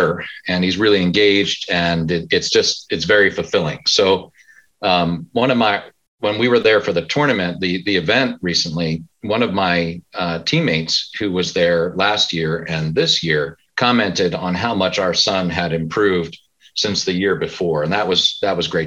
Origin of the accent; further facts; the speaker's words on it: Pennsylvania, United States; moved away as an adult; also born or lived in California; I'm from Pennsylvania originally, not too far away